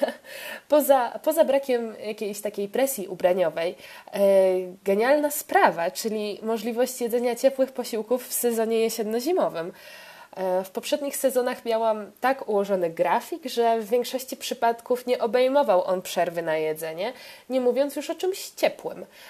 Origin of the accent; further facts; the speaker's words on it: Poland; ja, z Polski.